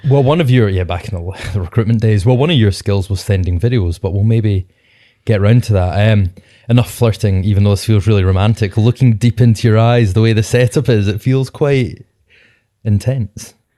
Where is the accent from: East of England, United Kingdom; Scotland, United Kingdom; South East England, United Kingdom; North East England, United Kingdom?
Scotland, United Kingdom; Being Scottish Podcasters